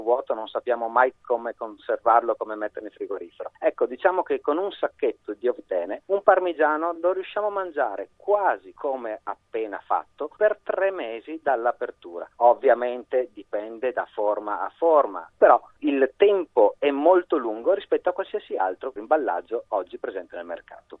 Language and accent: Italian; Langhe, Monferrato, Piedmont, Italy; dalle mie parti, quindi le Langhe, il Monferrato, c'è il tartufo e quindi da noi si usa tantissimo l'occhio di bue